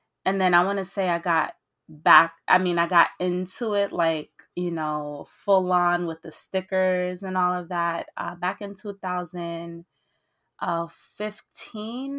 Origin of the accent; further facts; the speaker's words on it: Belgium; also born or lived in Haiti (ancestry); now in New York City, United States; originally I was born in Belgium to Haitian immigrants